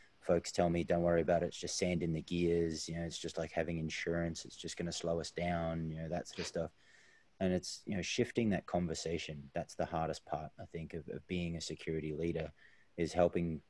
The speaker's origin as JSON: {"language": "English", "country": "Australia", "said": "being Australian"}